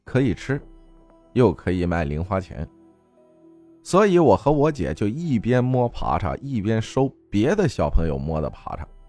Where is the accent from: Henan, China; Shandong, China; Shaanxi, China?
Henan, China; Luyi; 我老家河南周口路一线